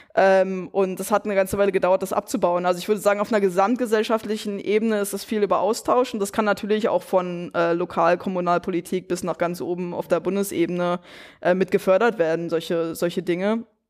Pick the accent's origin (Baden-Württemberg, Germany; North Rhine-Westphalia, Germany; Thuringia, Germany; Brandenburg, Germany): Brandenburg, Germany; moved away as an adult; also born or lived in West Germany; ich bin selber einige Jahre nach der Wende erst geboren, 97 in Brandenburg